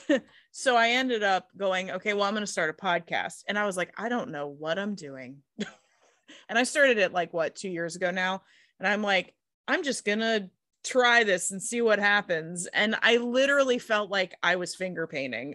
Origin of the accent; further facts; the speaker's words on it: Pittsburgh, Pennsylvania, United States; I'm from the Rust Belt